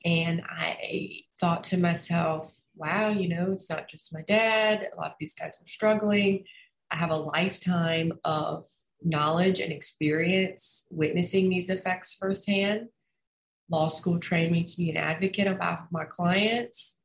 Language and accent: English; Orange Beach, Alabama, United States; also born or lived in Mobile, Alabama; I grew up in Orange Beach, Alabama, right on the border of Florida on the Gulf Coast